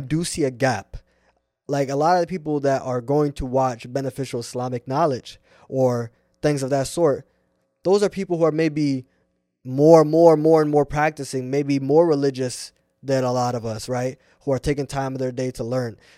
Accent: Seattle, Washington, United States; also born or lived in Irvine, California / Puyallup, Washington; I'm born and raised here, Seattle

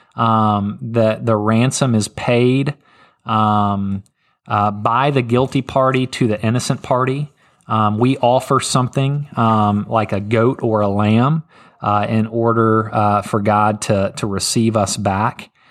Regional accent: Memphis, Tennessee, United States; I'm from Memphis, Tennessee

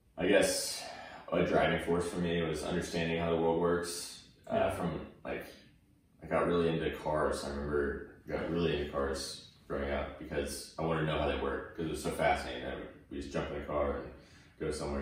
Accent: Tulsa, Oklahoma, United States; also born or lived in Oregon / Bixby, Oklahoma; I was born in Oregon, and then we moved shortly after, and then I was raised in Oklahoma, uh, specifically Tulsa, Oklahoma

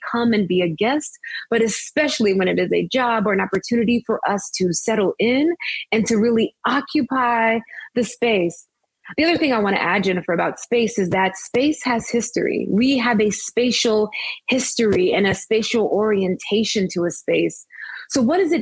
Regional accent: Biloxi, Mississippi, United States; now in Princeton, United States; I am from Biloxi, Mississippi, born and raised on the Mississippi Gulf Coast

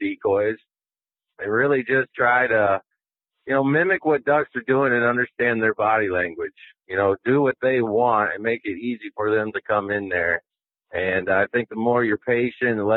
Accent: Midwest, United States; I grew up in the Midwest

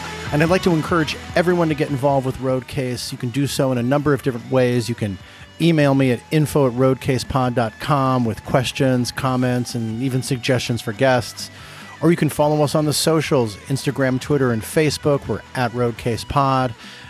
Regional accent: Venice, California, United States; one of my favorite places in the country to hang out in is going back to my hometown and hanging out in Venice

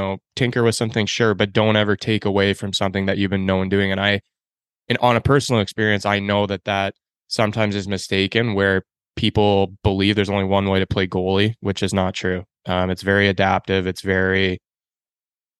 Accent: Canada; I grew up in Canada

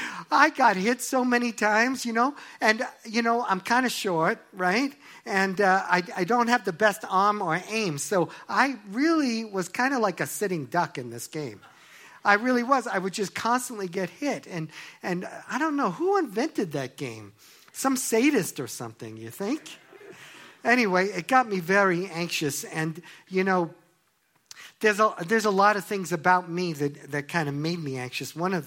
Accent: Long Island, New York, United States; Well, you know, I grew up in Long Island, New York, and if you've never been there, it's Jews for miles.

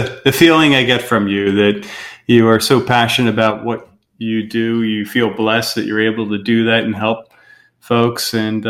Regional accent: outside of Philadelphia, Pennsylvania, United States; moved away; we're from outside of Philadelphia.

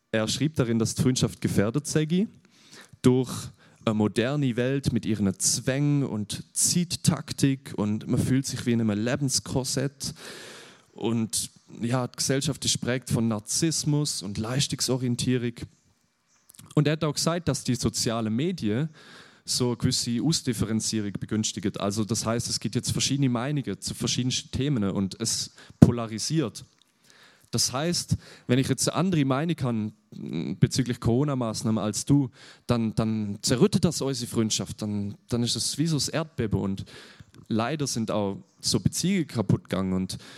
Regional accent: Germany; ich bin aus Deutschland, ich bin jetzt nicht aus der Schweiz, genau darum. Das hört man manchmal mehr, wenn ich nervös bin, genau.

